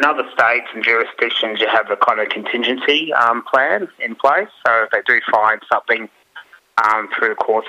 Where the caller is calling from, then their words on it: Ocean Grove, Victoria, Australia; It's down on Wollongong Country, Ocean Grove.